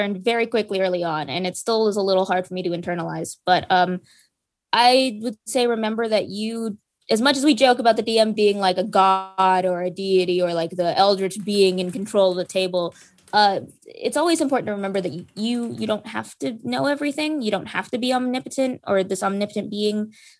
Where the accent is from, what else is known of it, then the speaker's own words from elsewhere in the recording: Philippines; I'm Filipino myself, and so it was super fun getting to research into Filipino culture and mythology